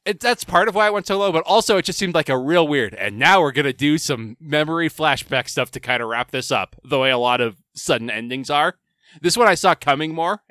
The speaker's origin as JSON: {"language": "English", "country": "United States", "said": "I'm American and not Japanese"}